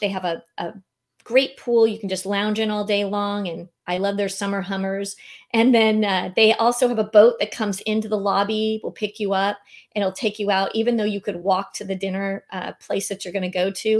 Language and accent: English; San Diego, California, United States; moved away as an adult; now in Naples, United States; I was born and raised in San Diego, so I left here in two thousand eighteen